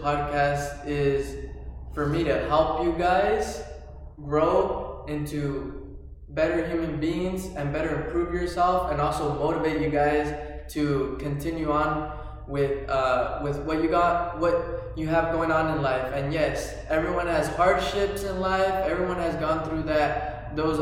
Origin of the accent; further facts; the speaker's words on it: Sanger, California, United States; also born or lived in Fresno, California; I was raised in the little town of Sanger, California. This is my hometown.